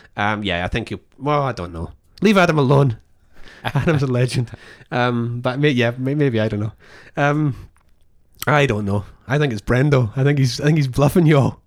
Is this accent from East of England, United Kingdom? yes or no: no; Scotland, United Kingdom; moved away; I'm Scottish